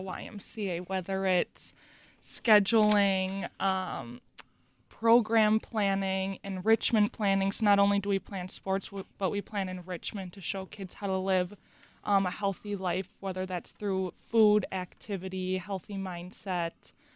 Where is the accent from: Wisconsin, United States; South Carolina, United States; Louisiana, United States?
Wisconsin, United States; Mukwonago; I grew up in McGuanago, went to McGuanago High School